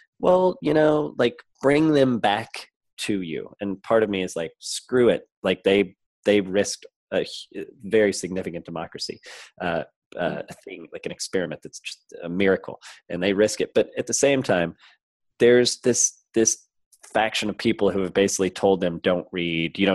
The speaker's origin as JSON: {"language": "English", "region": "the Midwest and the Southeast", "country": "United States", "tie": "born or raised there", "also_born_or_lived": "Southeastern United States", "said": "I grew up in the Midwest and in the Southeast"}